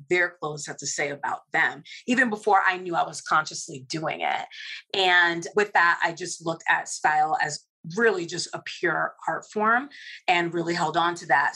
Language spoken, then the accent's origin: English; New York City, New York, United States; I'm from Brooklyn. I'm a Brooklyn girl. And I was born and raised in, in New York.